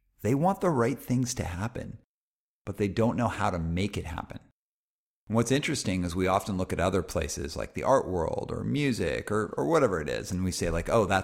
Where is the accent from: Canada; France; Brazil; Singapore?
Canada; Calgary, Alberta; growing up in Calgary, Alberta